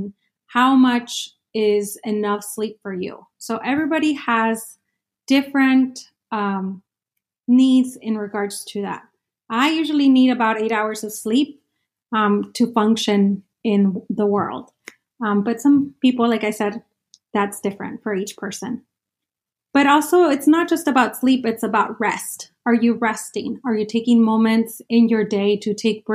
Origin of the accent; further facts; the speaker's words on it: Sonora, Mexico; now in Phoenix, United States; I'm an immigrant, indigenous mujer from Mexico, from Sonora, Mexico